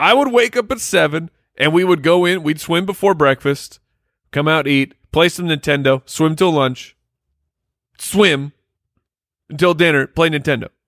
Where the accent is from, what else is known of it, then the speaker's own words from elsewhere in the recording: Arizona, United States; we grew up in Arizona